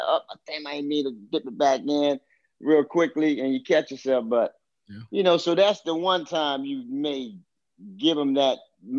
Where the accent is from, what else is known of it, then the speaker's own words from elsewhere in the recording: Baltimore, Maryland, United States; I'm from Baltimore. Baltimore, grew up, like I said, in the inner city of Baltimore.